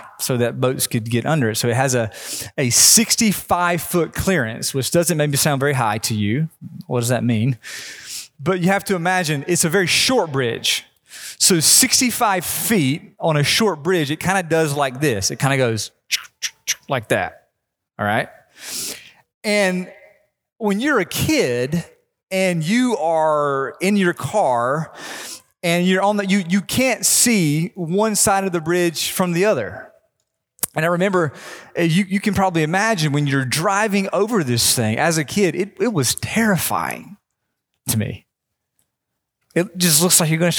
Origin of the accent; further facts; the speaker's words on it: North Carolina, United States; growing up in North Carolina, my family every year would go to this small beach